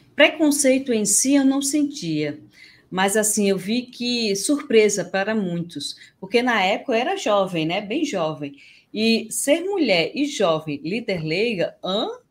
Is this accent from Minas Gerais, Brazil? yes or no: no; Campina Grande, Paraíba, Brazil; now in Natal, Brazil; Eu sou natural de Campina Grande